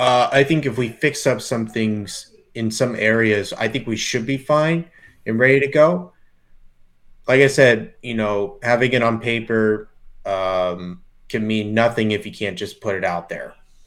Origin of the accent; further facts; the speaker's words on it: New Jersey, United States; I'm from Jersey, and there are locals in New Jersey that would ask me, what part of Colorado are you from?